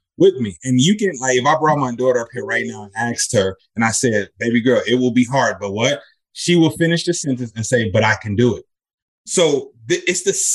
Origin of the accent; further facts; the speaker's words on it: Chicago, Illinois, United States; I'm from Chicago